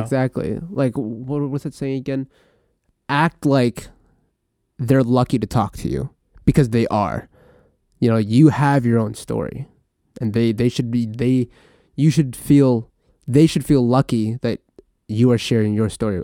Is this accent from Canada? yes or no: yes; Vancouver, British Columbia, Canada; born or raised there; also born or lived in Philippines / Terrace, British Columbia